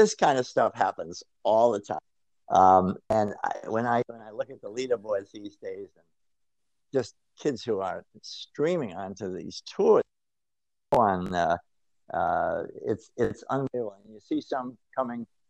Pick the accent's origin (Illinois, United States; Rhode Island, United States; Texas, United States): Rhode Island, United States; moved away; I'm from Rhode Island originally.